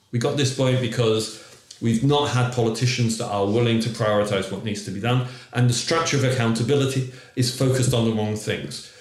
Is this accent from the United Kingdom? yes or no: yes; England, United Kingdom; now in Derry, United Kingdom; as an English person who comes over here